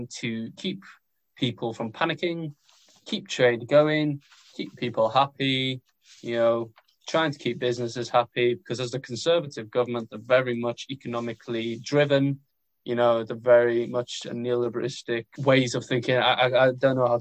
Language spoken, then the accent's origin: English; Wales, United Kingdom; I'm from Wales